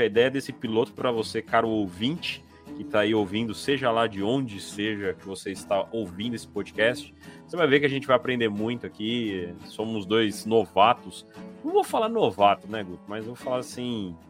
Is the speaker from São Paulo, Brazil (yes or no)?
yes; interior of São Paulo, Brazil; eu sou também do interior de São Paulo